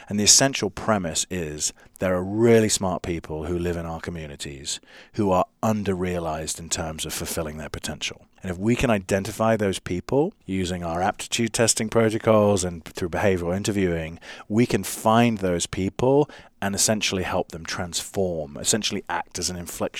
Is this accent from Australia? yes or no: no; London, United Kingdom; now in United States; I mean, I grew up in London. It's, you know, you can live in a city of, you know, you're one person in a city of 10 million strangers in London